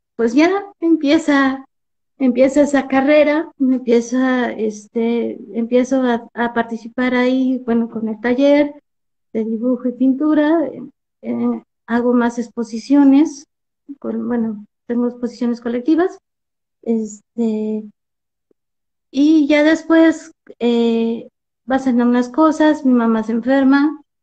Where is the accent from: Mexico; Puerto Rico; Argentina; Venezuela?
Mexico; Mexico City; now in Metepec, Mexico; Soy originaria de la Ciudad de México. Este, aunque ahora radico en, el Estado de México, en Metepec